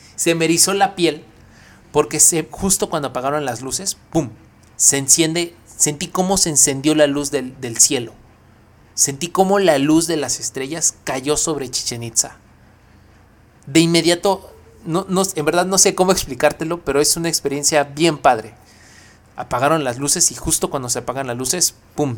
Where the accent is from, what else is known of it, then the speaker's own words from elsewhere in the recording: Mexico; es un orgullo decir que somos mexicanos